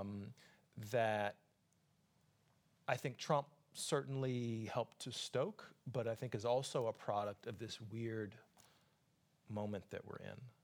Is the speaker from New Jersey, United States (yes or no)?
no; Atlanta, Georgia, United States; also born or lived in Brooklyn, New York; now in New York, United States; my hometown is Atlanta, Georgia